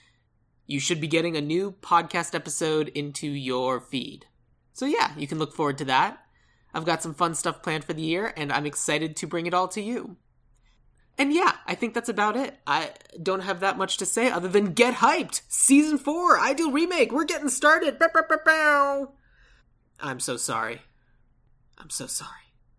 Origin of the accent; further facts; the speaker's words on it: Tucson, Arizona, United States; I'm from Tucson.